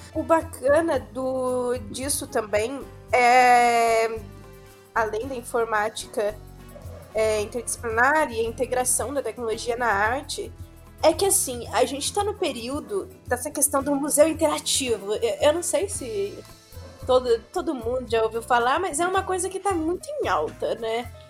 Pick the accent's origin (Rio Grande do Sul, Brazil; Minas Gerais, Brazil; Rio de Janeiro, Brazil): Minas Gerais, Brazil; eu sou mineira